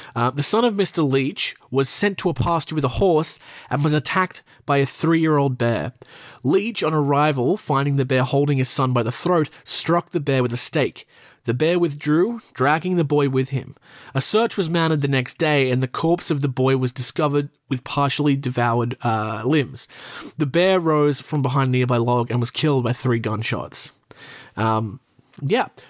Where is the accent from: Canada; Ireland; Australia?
Australia; I'm from Australia